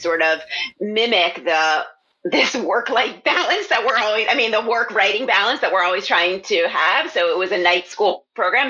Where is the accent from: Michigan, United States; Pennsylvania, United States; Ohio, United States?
Pennsylvania, United States; Philadelphia; moved away; I was just actually in my hometown, in my parents' house um, in Philadelphia